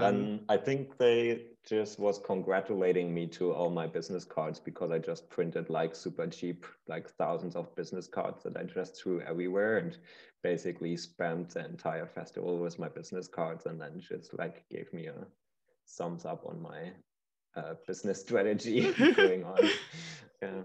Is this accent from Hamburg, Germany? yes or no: no; Berlin, Germany; growing up in Berlin, um, I'm born and raised here, still here